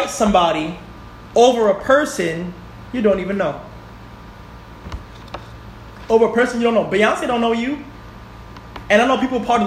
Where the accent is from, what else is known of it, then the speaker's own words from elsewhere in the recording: New York City, New York, United States; moved away; I'm from Bronx, New York. Gun Hill Road